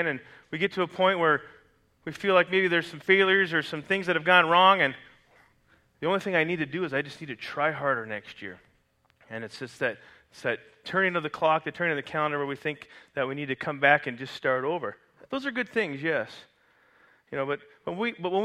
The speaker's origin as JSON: {"language": "English", "country": "Canada", "tie": "born or raised there", "moved": "yes", "said": "I grew up in Canada, which is a Commonwealth country"}